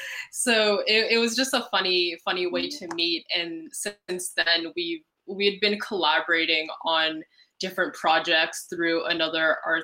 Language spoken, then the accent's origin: English; Ottawa, Ontario, Canada; Well, I grew up in Ottawa